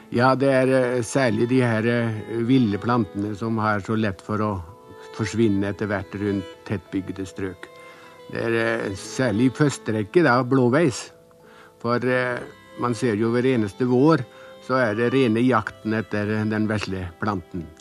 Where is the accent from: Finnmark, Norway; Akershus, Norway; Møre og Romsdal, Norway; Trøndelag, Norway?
Møre og Romsdal, Norway; now in Bærum, Norway; jeg er jo egentlig fra Romsdalen